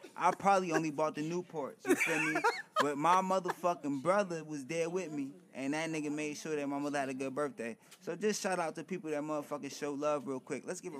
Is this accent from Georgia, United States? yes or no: no; New Jersey, United States; I'm from New Jersey.